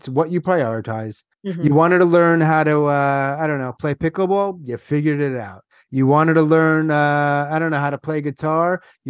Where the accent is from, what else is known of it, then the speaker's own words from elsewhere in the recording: Long Island, New York, United States; I'm from Long Island.